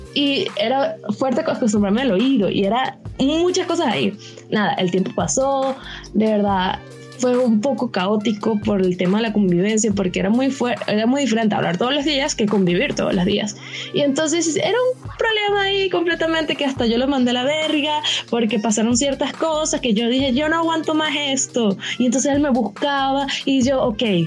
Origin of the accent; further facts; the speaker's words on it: Caracas, Capital District, Venezuela; porque soy de Caracas